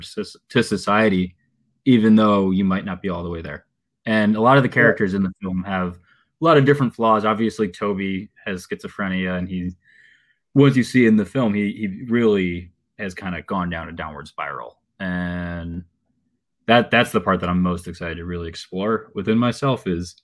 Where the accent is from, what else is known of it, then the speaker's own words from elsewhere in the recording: Chicago, Illinois, United States; I'm an actor from Chicago, 29 years old